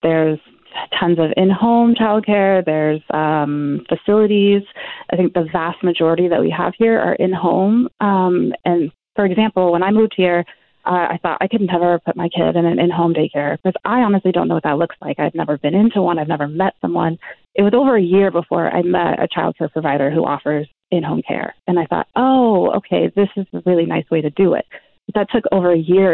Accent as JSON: {"language": "English", "region": "California", "country": "United States", "also_born_or_lived": "Argentina", "moved": "as an adult", "lives_now": "Vancouver, Canada", "said": "I'm from California, but I had two kids just a couple of years ago in Argentina, where we were living."}